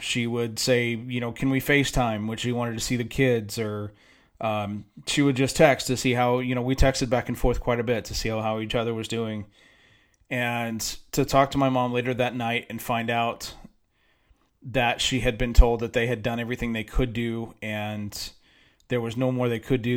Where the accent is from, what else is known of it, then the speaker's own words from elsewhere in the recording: San Diego, California, United States; moved away as an adult; now in Dallas-Fort Worth, United States; growing up in San Diego